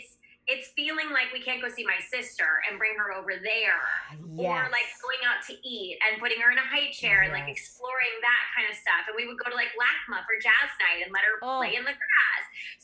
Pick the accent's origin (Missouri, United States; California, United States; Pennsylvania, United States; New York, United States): Missouri, United States; St. Louis; moved away as an adult; now in Los Angeles, United States; I'm originally from St. Louis, Missouri.